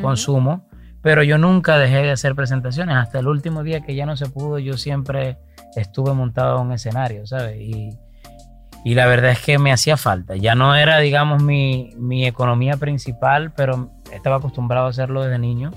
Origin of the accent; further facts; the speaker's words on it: Venezuela; me aboqué a la labor social en mi país, Venezuela